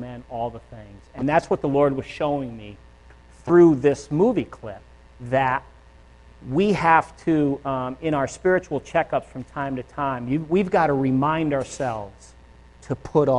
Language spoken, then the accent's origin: English; Northeast, United States; moved away; I'm from the Northeast